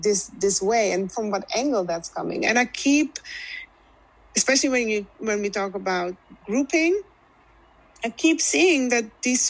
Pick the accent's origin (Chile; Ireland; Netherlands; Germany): Netherlands; now in United States; I was raised in the Netherlands